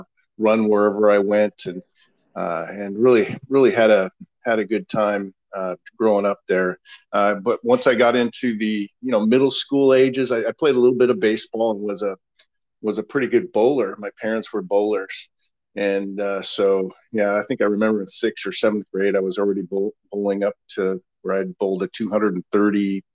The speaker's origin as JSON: {"language": "English", "town": "Missoula", "region": "Montana", "country": "United States", "tie": "born or raised there", "also_born_or_lived": "Salem, Oregon", "moved": "yes", "lives_now": "Oregon, United States", "said": "I grew up in Missoula, Montana, out in way up north"}